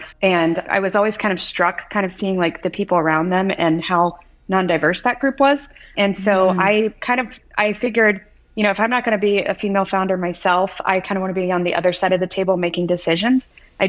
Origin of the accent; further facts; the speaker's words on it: Midwest, United States; born there; also born or lived in West Coast; I was born in the Midwest, studied engineering, started my career in pharmaceutical manufacturing of all things.